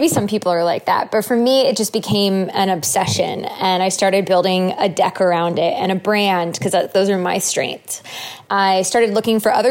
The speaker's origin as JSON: {"language": "English", "region": "Connecticut", "country": "United States", "tie": "born or raised there", "said": "where we grew up in Connecticut"}